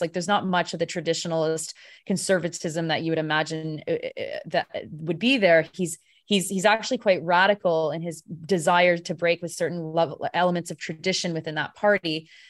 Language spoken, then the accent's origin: English; Canada; I'm such a Canadian